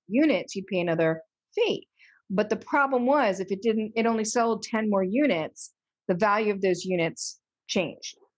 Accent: Delaware, United States; moved away as an adult; also born or lived in Boston / New York City; I was born and raised in Delaware, but I left as soon as I finished high school.

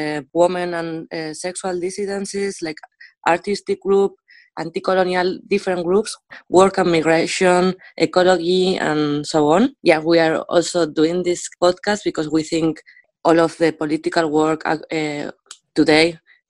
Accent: Basque Country, Spain; now in Berlin, Germany; I am from Basque Country, but I'm living in Berlin.

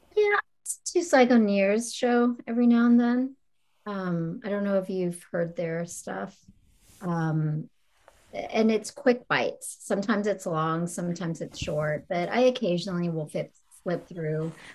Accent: East Coast, United States; I'm from the East Coast

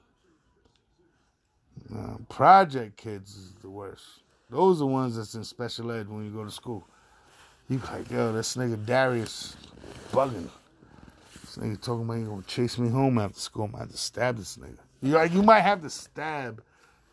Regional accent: New York City, New York, United States; I'm from Queens, Far Rock. I love my borough.

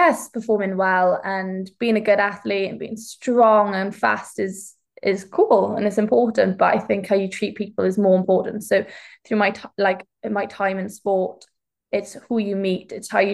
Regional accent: Welsh, Wales, United Kingdom; I'm a Welsh heptathlete, so I do track and field

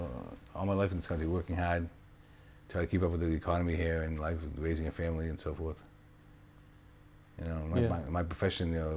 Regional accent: Boston, Massachusetts, United States; moved away as an adult; now in Israel; I'm from Boston

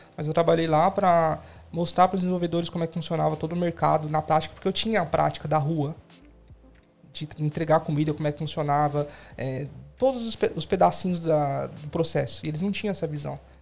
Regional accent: São Paulo, Brazil; moved away as an adult; now in Australia; estou aqui desde 2016, sou de São Paulo também.

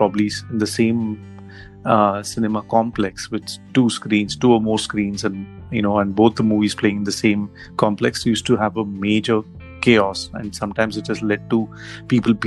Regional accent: Coimbatore, Tamil Nadu, India; I grew up in Coimbatore

